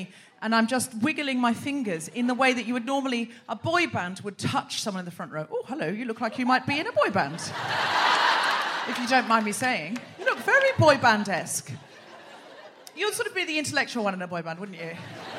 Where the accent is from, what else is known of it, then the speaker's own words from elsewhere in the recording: Australia; now in London, United Kingdom; I might remind you that I'm Australian.